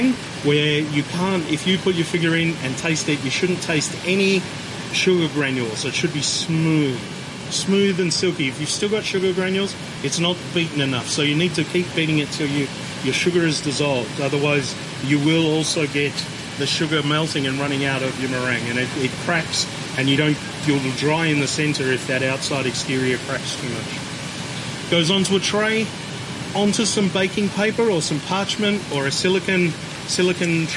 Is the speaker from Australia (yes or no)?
yes; Australia; Being an Australian